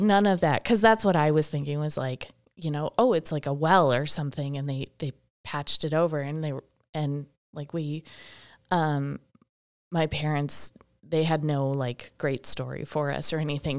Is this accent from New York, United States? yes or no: no; Milwaukee, Wisconsin, United States; also born or lived in Boston; now in Baraboo, United States; I grew up over near Milwaukee